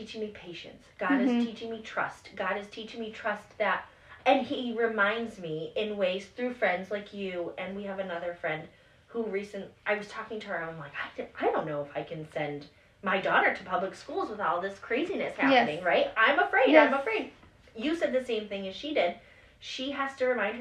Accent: Springfield, United States; moved away; also born or lived in Isla Meadow; I grew up in Springfield, but then I moved to Isla Meadow

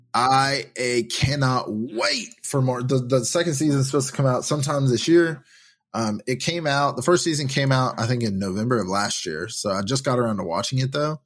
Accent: Tennessee, United States; I'm from Tennessee

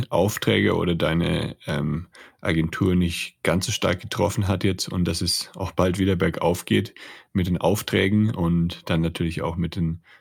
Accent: Mexico; moved away

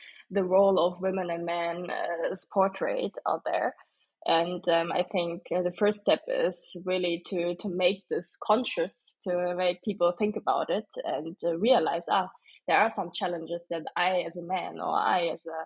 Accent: Stuttgart, Baden-Württemberg, Germany; also born or lived in Berlin; now in Munich, Germany; originally I'm from Stuttgart

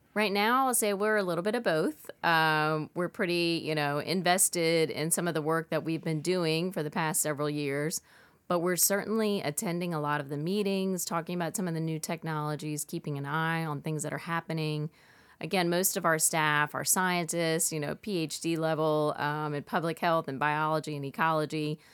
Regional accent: Lake Pontchartrain, Louisiana, United States; I grew up here in Louisiana, in fact, on Lake Ponta Train

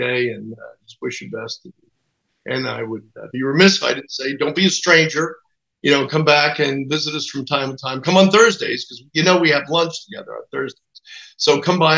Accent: New Jersey, United States; I'm from New Jersey.

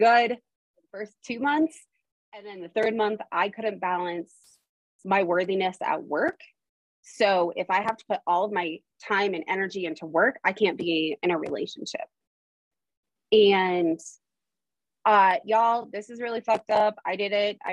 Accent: Idaho, United States; also born or lived in Arizona; I was born in Arizona, and at the age of 8, I moved to Idaho.

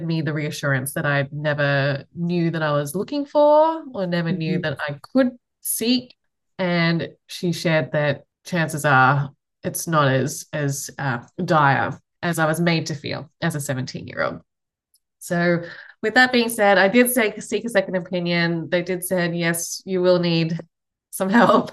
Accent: Australia; accent: Australian; moved away as an adult; now in United States; I'm from Australia, if you can't tell from the accent. So I fled Australia all the way to the US, coming up to maybe 14, 15 years ago now.

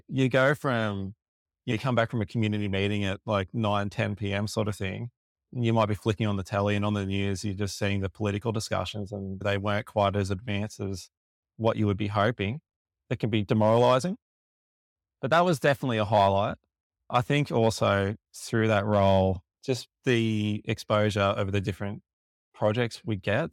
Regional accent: Lake Macquarie, New South Wales, Australia; I grew up in the Lake Macquarie area

